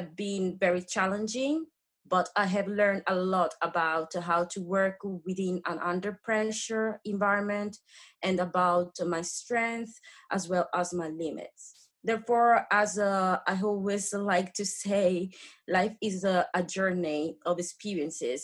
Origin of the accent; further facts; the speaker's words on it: Rome, Lazio, Italy; English is a second language; moved away as an adult; now in United Kingdom; So my hometown is Rome, a great city in Italy.